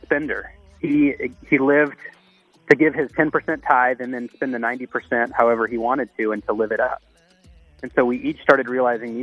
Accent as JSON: {"language": "English", "region": "Texas", "country": "United States", "also_born_or_lived": "Louisiana / Boston", "moved": "as an adult", "said": "I'm from Texas"}